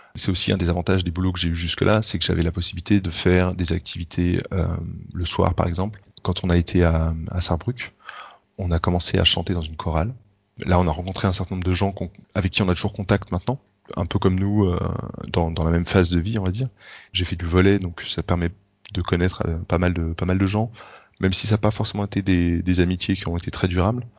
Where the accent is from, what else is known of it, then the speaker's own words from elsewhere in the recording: France; now in Germany; je suis français en Allemagne